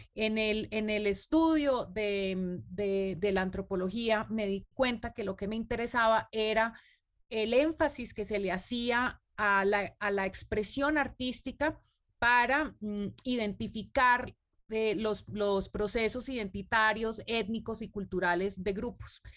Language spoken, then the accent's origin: Spanish; Colombia; Nosotros, por ejemplo, como colombianos